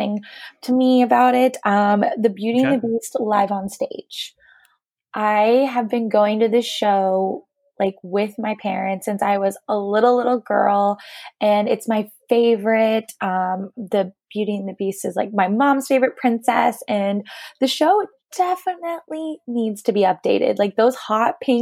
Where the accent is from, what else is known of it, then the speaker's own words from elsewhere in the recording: East Coast, United States; I grew up on the East Coast